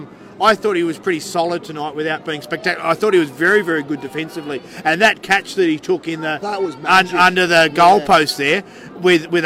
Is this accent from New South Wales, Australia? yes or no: no; Melbourne, Victoria, Australia; born in Melbourne, so was